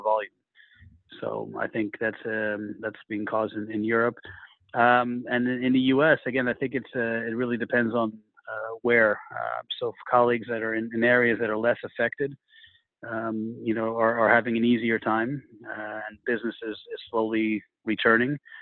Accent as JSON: {"language": "English", "country": "United States", "moved": "yes", "said": "as an American to work at the headquarters here"}